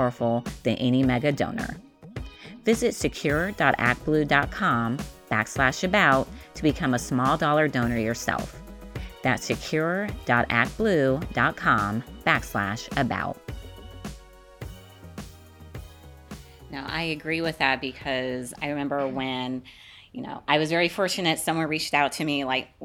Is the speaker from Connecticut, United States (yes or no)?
no; Las Vegas, Nevada, United States; I'm from Las Vegas